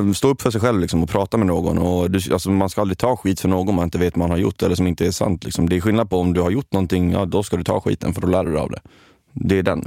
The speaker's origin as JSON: {"language": "Swedish", "town": "Kalmar", "region": "Kalmar County", "country": "Sweden", "tie": "born or raised there", "said": "jag kommer från Kalmar"}